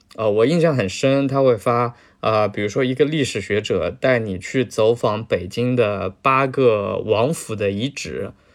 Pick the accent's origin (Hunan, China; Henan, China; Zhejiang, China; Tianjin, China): Zhejiang, China; 我是浙江人嘛，浙江农村人，呃，所以身边几乎所有的亲戚，全都是经商的